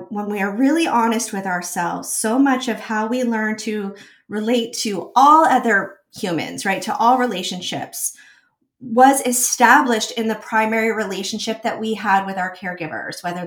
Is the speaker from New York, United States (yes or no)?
yes; New York, United States; I was a very serious dancer growing up in New York